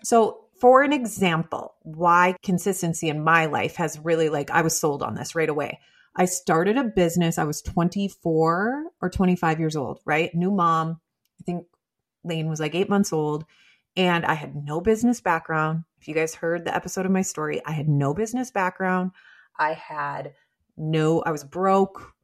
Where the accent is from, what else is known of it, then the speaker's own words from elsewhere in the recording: Midwest, United States; I'm from the Midwest